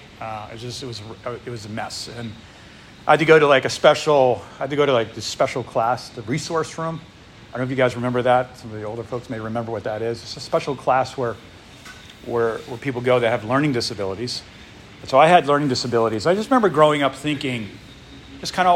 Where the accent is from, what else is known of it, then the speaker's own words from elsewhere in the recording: New England, United States; moved away; I grew up in New England.